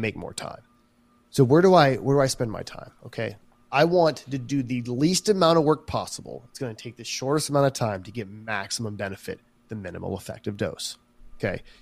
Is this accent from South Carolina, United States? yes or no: yes; South Carolina, United States; I'm from South Carolina